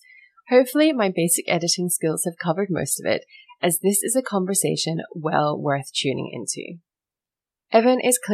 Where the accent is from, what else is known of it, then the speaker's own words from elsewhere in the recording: United Kingdom; moved away; I was born in the UK